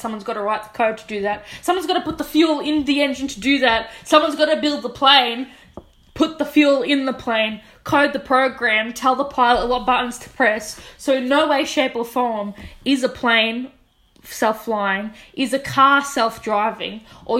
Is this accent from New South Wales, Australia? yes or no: no; Keilor, Victoria, Australia; I'm a Keilor kid at heart, man. I know about the western suburbs. I'm from Keilor. My family is one of the old school original families from Keilor Village.